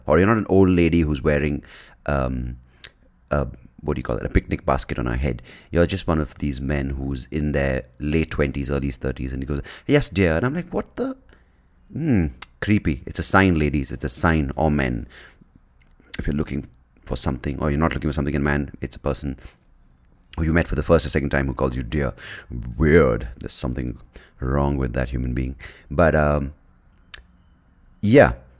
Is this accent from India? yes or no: yes; India; as an Indian